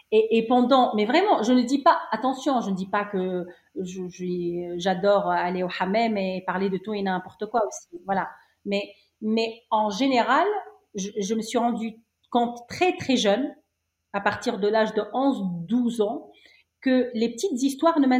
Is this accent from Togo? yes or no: no; Cité Tahrir, Tunis Governorate, Tunisia; Oui, oui, oui. Je suis née à Cité Tahrir.